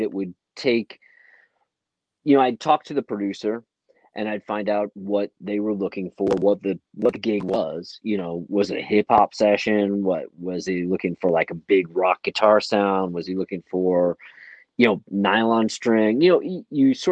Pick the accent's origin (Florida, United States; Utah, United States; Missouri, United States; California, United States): Missouri, United States; St. Louis; when I was a kid I grew up in St. Louis